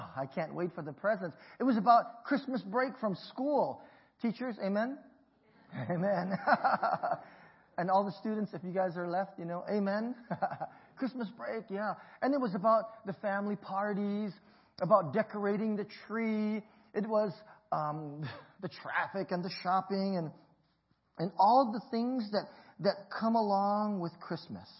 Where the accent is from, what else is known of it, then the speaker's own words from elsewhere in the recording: Hawaii, United States; My parents migrated from Hong Kong to Hawaii, and I was born there, and we grew up in the Chinese community